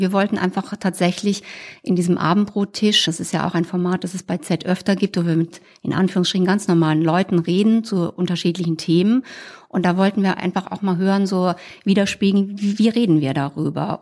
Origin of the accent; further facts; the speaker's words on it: Rhineland-Palatinate, Germany; moved away; Ich reise in die Pfalz, wo ich herkomme